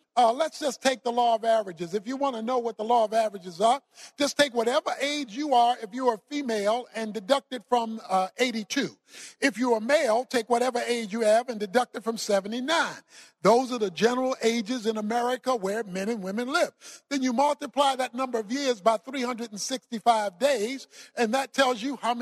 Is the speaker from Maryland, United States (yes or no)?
yes; Baltimore, Maryland, United States; I was raised in Baltimore, Maryland. I was raised in the hood, so to speak.